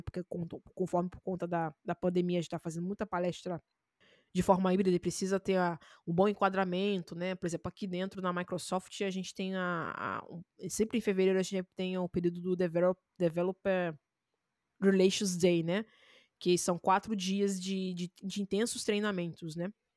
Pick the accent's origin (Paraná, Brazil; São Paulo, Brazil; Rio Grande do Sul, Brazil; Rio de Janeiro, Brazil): Rio de Janeiro, Brazil; Eu sou do Rio